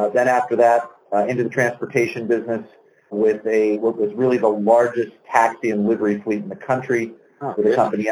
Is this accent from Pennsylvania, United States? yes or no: yes; Pittsburgh, Pennsylvania, United States; moved away as an adult; now in Little Rock, United States; I grew up in Pittsburgh and spent the early part of my life there